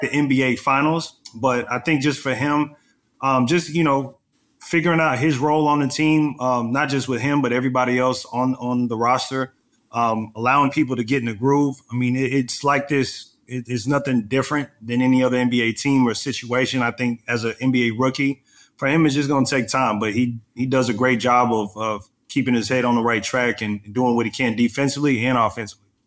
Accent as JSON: {"language": "English", "region": "Texas", "country": "United States", "said": "I'm from Texas"}